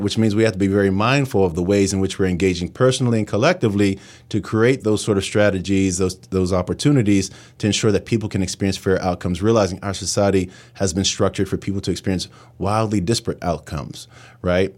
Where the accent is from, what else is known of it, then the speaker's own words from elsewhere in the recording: New York City, New York, United States; moved away as an adult; now in Pittsburgh, United States; I come from New York City, and I always thought, you know, I'd go back to New York